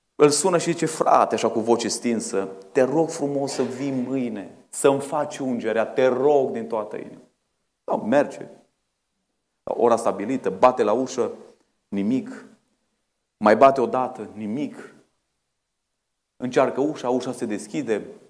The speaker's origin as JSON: {"language": "Romanian", "town": "Bistrița", "region": "Bistrița-Năsăud", "country": "Romania", "moved": "yes", "lives_now": "Oradea, Romania", "said": "la noi în Bistrița"}